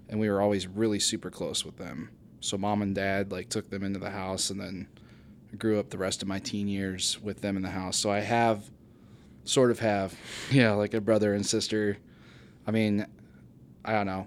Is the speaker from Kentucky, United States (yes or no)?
no; Bucyrus, Ohio, United States; moved away as an adult; now in Findlay, United States; I am from Bucyrus, Ohio, actually.